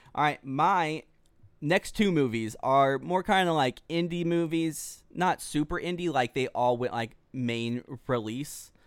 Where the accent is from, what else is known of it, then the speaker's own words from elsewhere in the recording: Pearland, Texas, United States; moved away as an adult; now in Dallas, United States; we came back home to Pearland, Texas, which is south of Houston